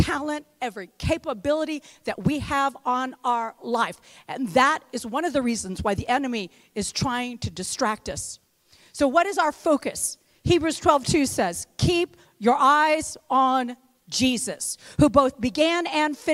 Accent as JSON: {"language": "English", "town": "West Lafayette", "region": "Indiana", "country": "United States", "said": "I'm from the real Indiana. I'm from West Lafayette, Indiana."}